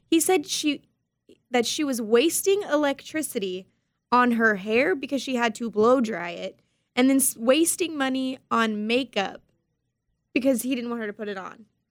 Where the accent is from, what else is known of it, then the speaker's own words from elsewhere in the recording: Harlingen, Texas, United States; I'm born and raised in Harlingen